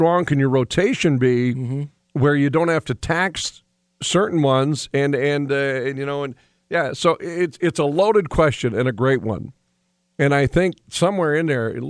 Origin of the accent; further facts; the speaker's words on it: Williston, North Dakota, United States; I'm from Willis, North Dakota